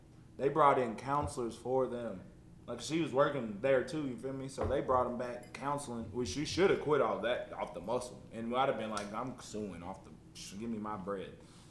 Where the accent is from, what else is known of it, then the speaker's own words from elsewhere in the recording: Ohio, United States; Because I'm from Ohio, you already know.